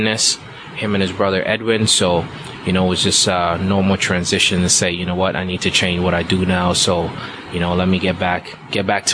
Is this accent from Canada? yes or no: no; Liberia; moved away; also born or lived in Ghana; I was born in Ghana, but I was raised in Liberia